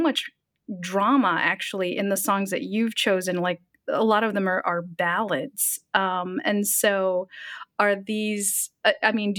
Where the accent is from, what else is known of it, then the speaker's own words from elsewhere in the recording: United States; as an American